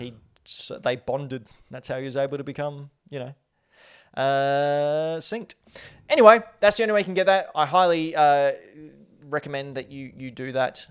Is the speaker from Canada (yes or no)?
no; Australia; accent: Australian; my Australian accent